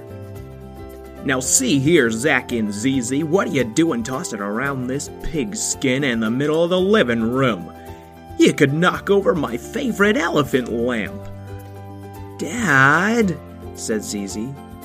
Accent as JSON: {"language": "English", "region": "New England", "country": "United States", "moved": "yes", "said": "I am originally from New England."}